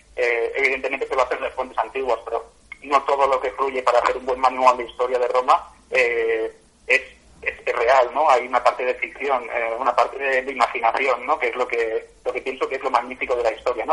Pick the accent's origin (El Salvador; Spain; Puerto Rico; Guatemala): Spain; Catalonia; soy catalán de la tierra